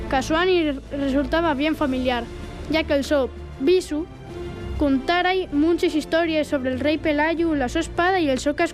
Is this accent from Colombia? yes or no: no; Mieres, Asturias, Spain; Sí, somos de Mieres. Recogiendo castañas con mi abuela